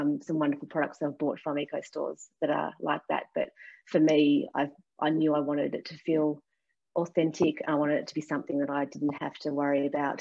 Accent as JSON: {"language": "English", "region": "Tasmania", "country": "Australia", "tie": "born or raised there", "also_born_or_lived": "London", "said": "I lived in London for a couple of years, and the first thing people asked me was, where are you from? And I'd say Tasmania"}